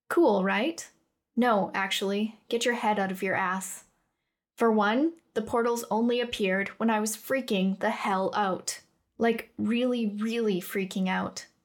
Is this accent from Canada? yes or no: yes; Western Canada, Canada; moved away as an adult; now in Cardiff, United Kingdom; I was born and raised in Canada, on the west side of things. I won't tell you where because, let's be honest, you'd have no idea. But I moved to Cardiff for uni